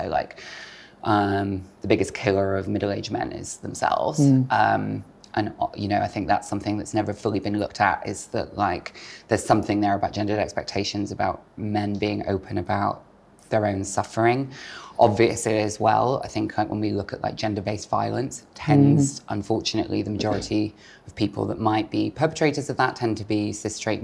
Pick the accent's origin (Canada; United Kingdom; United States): United Kingdom; Bristol, South West England; moved away as an adult; Growing up in Bristol, my adolescence was quite an unhappy one looking back